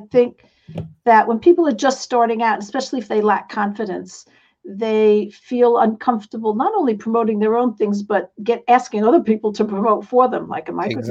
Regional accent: New York City, New York, United States; accent: New York; moved away; I come from New York City. Some of you might still recognize I have a little bit of an accent

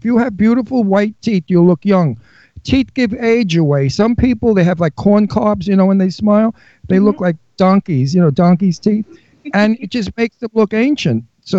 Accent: New York, United States; moved away; I came from Brooklyn.

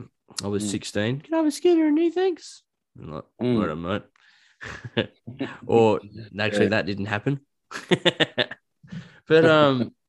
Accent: Australia; growing up in Australia, a Western country

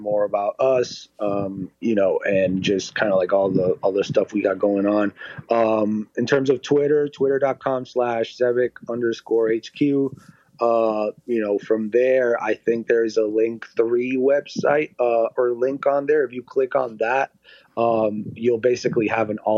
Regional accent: Puerto Rico; now in Las Vegas, United States; I'm from Puerto Rico. It's too far away.

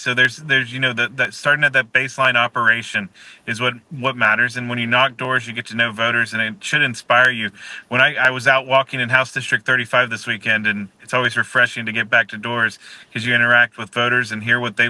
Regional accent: Tallahassee, Florida, United States; I luckily, because I'm from Tallahassee and in that infrastructure, that I'm able to work with the elected officials.

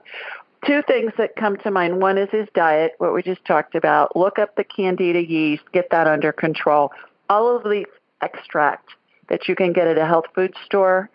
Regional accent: Columbus, Ohio, United States; moved away; I grew up in Columbus. I was born and raised there.

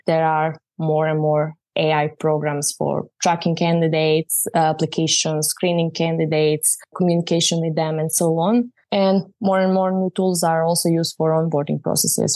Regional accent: Croatia; I'm from Croatia

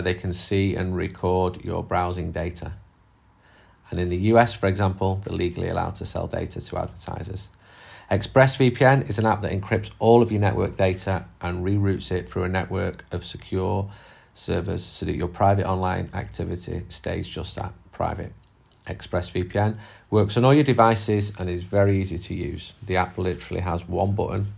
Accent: England, United Kingdom; I'm English

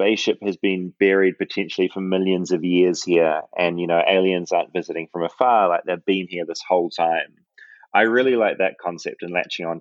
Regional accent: New Zealand; I'm from New Zealand.

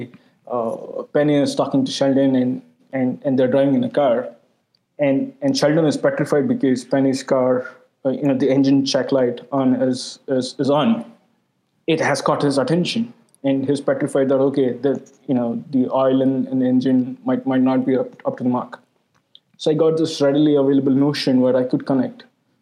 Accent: India; I'm an Indian

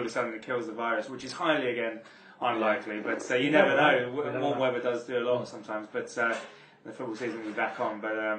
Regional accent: Brentwood, East of England, United Kingdom; also born or lived in Harold Wood; now in London, United Kingdom; So I grew up in Shenfield, Brentwood. Born in Harold Wood, which is closer to London.

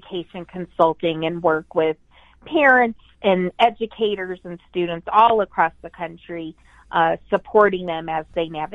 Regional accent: Colorado, United States; moved away as an adult; also born or lived in Pennsylvania; I'm from Colorado.

